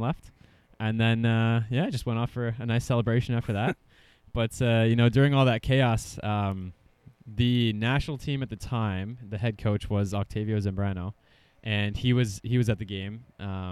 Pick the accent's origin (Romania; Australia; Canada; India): Canada; Ontario; growing up in Ontario